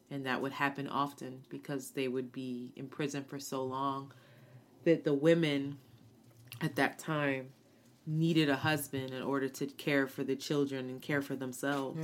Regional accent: United States; one of the very few Americans

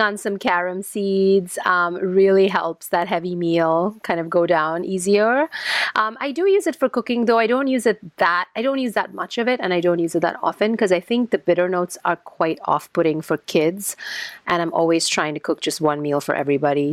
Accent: India; moved away; I'm Indian um, originally

